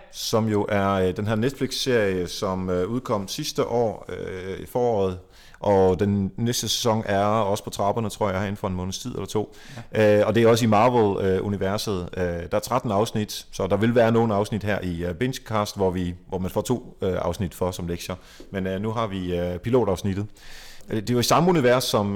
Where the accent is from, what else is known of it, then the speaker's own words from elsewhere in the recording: Jutland, Denmark; Nu kommer jeg selv fra Jylland